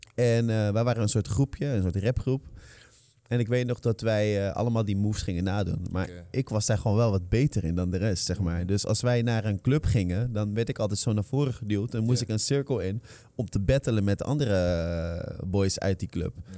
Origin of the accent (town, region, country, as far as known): Netherlands; born or raised there